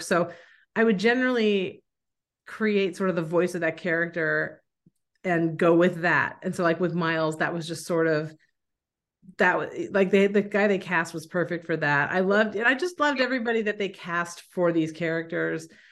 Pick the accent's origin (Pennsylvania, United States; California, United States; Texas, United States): California, United States; San Francisco; moved away as an adult; also born or lived in San Diego; now in New England, United States; I'm from San Francisco